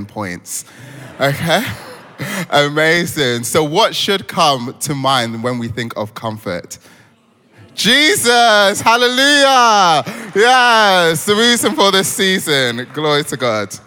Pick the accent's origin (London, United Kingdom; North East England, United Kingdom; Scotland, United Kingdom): London, United Kingdom; Croydon; also born or lived in Lagos, Nigeria; So I was born in Lagos, bred in Croydon